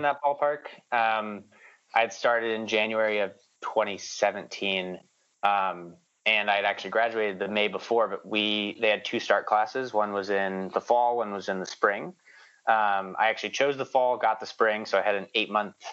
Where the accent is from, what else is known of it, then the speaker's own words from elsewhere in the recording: New York, United States; also born or lived in Indiana; we lived in Indiana until I was 9 years old. After I turned 9, we basically picked up and moved to New York